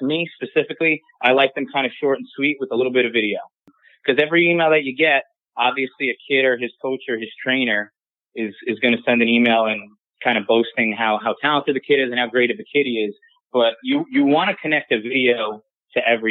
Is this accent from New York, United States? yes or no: yes; Long Island, New York, United States; I'm from Long Island